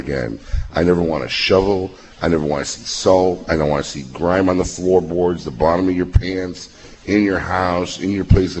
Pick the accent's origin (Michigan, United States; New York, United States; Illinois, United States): Illinois, United States; Chicago; moved away as an adult; I grew up in Chicago. I moved here in 98